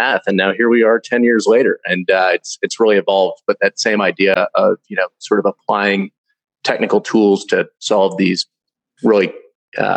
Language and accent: English; Louisville, Kentucky, United States; moved away as an adult; I was born and raised in Louisville, Kentucky.